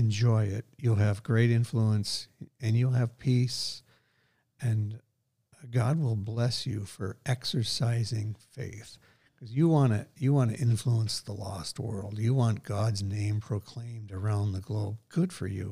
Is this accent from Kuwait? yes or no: no; Scotland, United Kingdom; I am a Scot